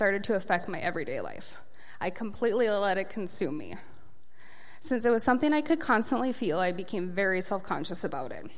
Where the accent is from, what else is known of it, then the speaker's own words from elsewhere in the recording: Casselton, North Dakota, United States; also born or lived in Aberdeen, South Dakota; now in Fargo-Moorhead, United States; I grew up in Castleton, North Dakota